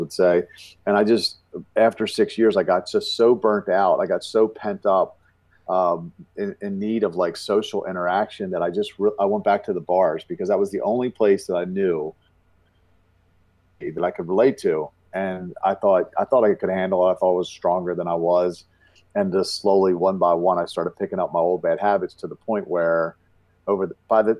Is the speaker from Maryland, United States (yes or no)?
yes; Baltimore, Maryland, United States; I was once the biggest nightclub promoter and male stripper in my hometown of Baltimore, Maryland